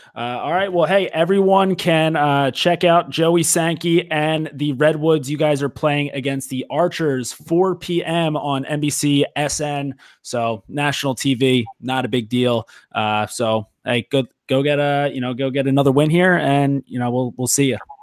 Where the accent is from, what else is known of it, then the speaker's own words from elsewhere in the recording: Philadelphia, Pennsylvania, United States; growing up in the Philly area, playing lacrosse